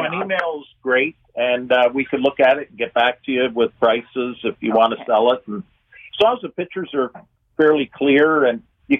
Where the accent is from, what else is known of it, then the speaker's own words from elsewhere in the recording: Hamilton, Ontario, Canada; I'm from Hamilton.